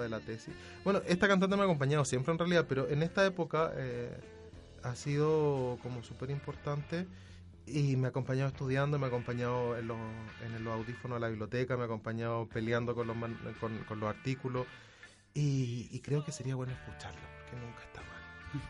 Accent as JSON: {"language": "Spanish", "country": "Chile", "said": "uno como chileno"}